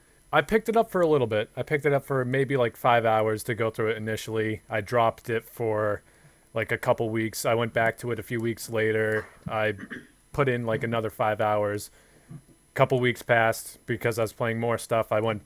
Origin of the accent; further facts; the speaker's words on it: Boston, Massachusetts, United States; it because we're from Boston, Zach?